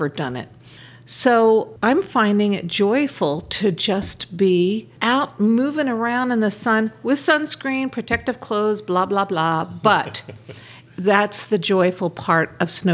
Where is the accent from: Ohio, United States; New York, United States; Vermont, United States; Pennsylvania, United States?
Pennsylvania, United States; Philadelphia; I grew up in Philadelphia